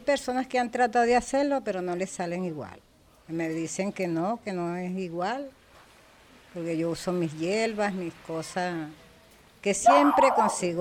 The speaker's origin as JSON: {"language": "Spanish", "area": "Margarita Island", "region": "Nueva Esparta", "country": "Venezuela", "said": "soy margariteña"}